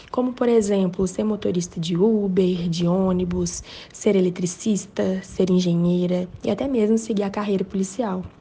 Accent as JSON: {"language": "Portuguese", "town": "Belo Horizonte", "region": "Minas Gerais", "country": "Brazil", "said": "eu sou de Belo Horizonte"}